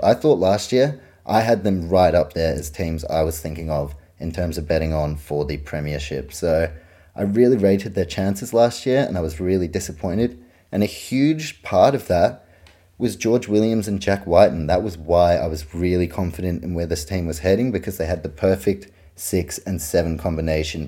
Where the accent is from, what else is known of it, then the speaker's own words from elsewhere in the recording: New Zealand; I grew up in New Zealand.